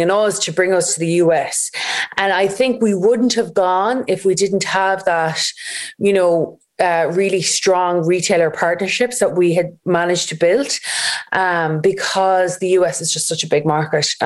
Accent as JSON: {"language": "English", "town": "Galway", "region": "Connacht", "country": "Ireland", "said": "we're based in Galway. We're from Galway."}